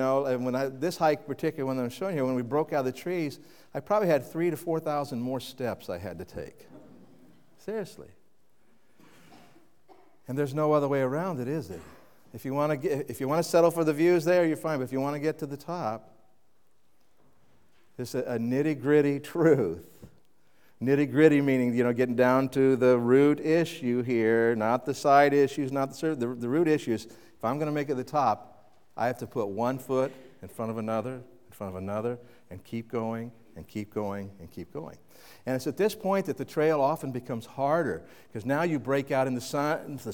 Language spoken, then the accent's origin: English; Kansas City, United States; now in New England, United States; When I grew up in Kansas City